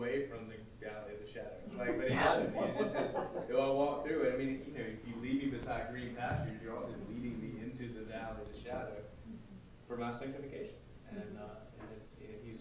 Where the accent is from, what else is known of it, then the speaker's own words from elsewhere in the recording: South Carolina, United States; I grew up in South Carolina